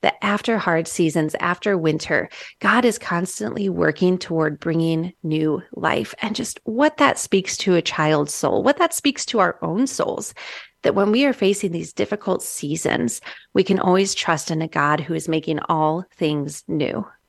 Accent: Midwest, United States; moved away; I'm from the Midwest originally

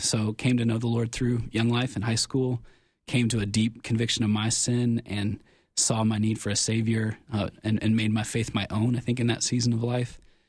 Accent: Cincinnati, Ohio, United States; I'm from Cincinnati, Ohio

